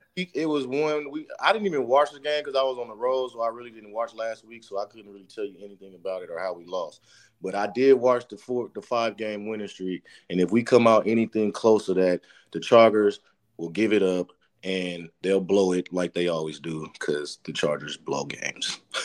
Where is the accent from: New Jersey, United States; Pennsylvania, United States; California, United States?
California, United States; San Francisco; I grew up in San Francisco, grew up a diehard Niner fan